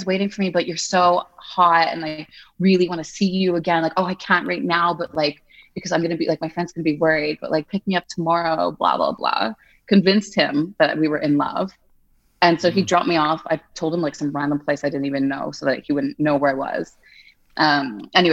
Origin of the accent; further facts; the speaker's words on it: Montreal, Quebec, Canada; moved away as an adult; also born or lived in United Kingdom / Italy / Madrid, Spain; now in Geneva, Switzerland; I am from Montreal, Canada. So I'm like from French Canada, but my family is like Anglophone